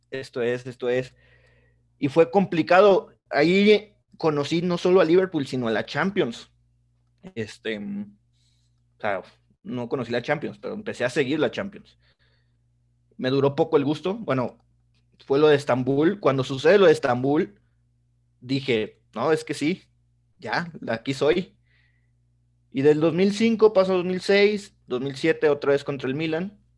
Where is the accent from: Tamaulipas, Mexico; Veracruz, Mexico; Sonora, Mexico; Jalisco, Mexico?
Tamaulipas, Mexico; Tampico; Mi familia materna es este, toda de Monterrey. Por cosas de la vida se fueron a Tampico. Yo nací en Tampico. Mi papá sí es de Tampico.